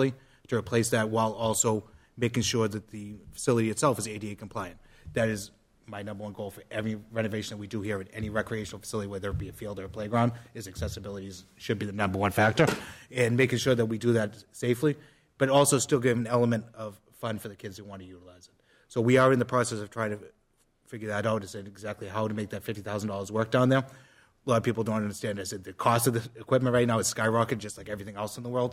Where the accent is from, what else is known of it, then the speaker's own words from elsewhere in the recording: Methuen, Massachusetts, United States; I grew up on Arnold Street here in Methuen. That was my neighborhood park growing up.